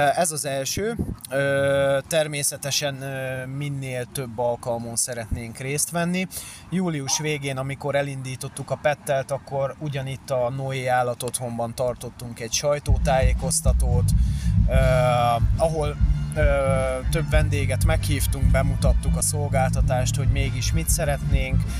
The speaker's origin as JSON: {"language": "Hungarian", "region": "Pest", "country": "Hungary", "tie": "born or raised there", "said": "én egyébként Pest megyében élek, tehát nem a, nem a fővárosban, kertesházba születtem jelenleg is, kertesházban élünk"}